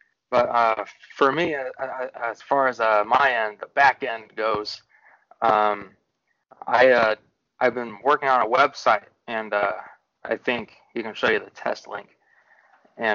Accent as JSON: {"language": "English", "town": "Centralia", "region": "Illinois", "country": "United States", "tie": "born or raised there", "also_born_or_lived": "Carbondale, Illinois / Metro East St. Louis area", "said": "I was born and raised in Centralia, Illinois"}